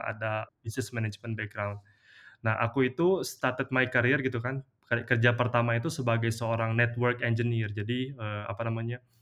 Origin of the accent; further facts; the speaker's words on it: Indonesia; moved away; most of my my kayak childhood friends itu di kampung itu tuh sampai sekarang pun masih masih seperti itu. Jadi mereka tuh kayak memilih untuk stay aja di di apa di kampung di Muara ini